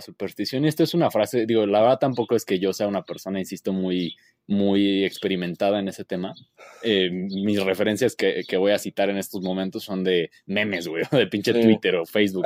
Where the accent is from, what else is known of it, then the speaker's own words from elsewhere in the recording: Mexico; como mexicano y a la experiencia de vivir en México